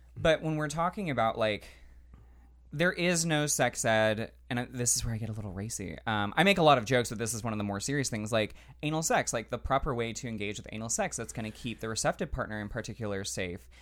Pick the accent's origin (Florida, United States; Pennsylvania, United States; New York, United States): Florida, United States; Central; I grew up in Central Florida, which is very conservative